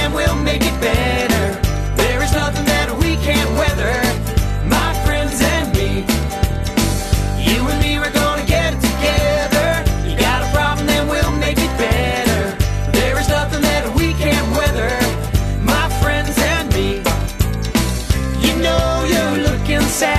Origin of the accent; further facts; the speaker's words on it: Nelson, New Zealand; here in my hometown of Nelson in New Zealand